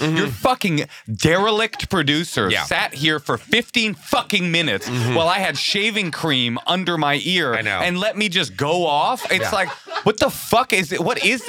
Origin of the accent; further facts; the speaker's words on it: Bay Area, California, United States; I come from the Bay Area and my mom's a fucking hippie. I was raised around naked hippies my entire life.